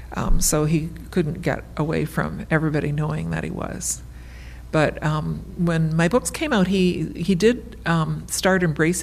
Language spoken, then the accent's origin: English; Brantford, Ontario, Canada; I'm from Brantford, Ontario.